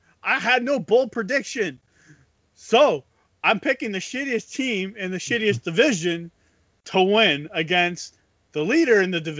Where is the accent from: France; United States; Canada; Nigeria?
Canada; we're Canadian. We eat Smarties.